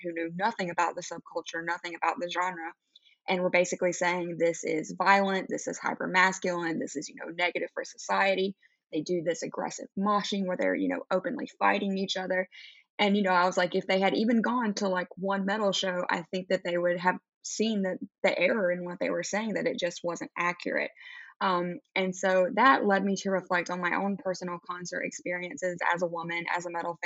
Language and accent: English; Southeast, United States; I grew up in the Southeast in America